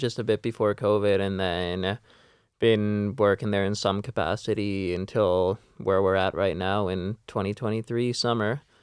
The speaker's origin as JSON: {"language": "English", "town": "Vancouver", "region": "British Columbia", "country": "Canada", "tie": "born or raised there", "said": "I'm born and raised in Vancouver myself"}